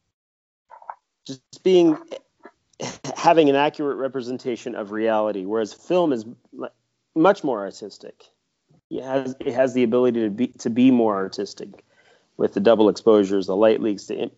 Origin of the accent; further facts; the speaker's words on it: Kansas, United States; now in Vermont, United States; I'm from Kansas myself and I love my homeland